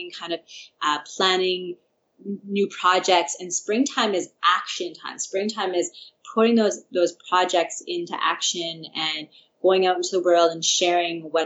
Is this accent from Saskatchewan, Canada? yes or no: yes; Saskatchewan, Canada; I'm from Saskatchewan, so I have, my dad's actually a farmer, and I have a lot of connection with farmers there